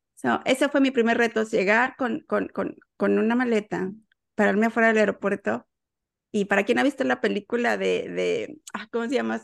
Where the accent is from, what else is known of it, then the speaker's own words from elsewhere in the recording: Mexico City, Mexico; moved away as an adult; now in Houston, United States; yo soy de la Ciudad de México y estoy en Houston en este momento desde el año 2008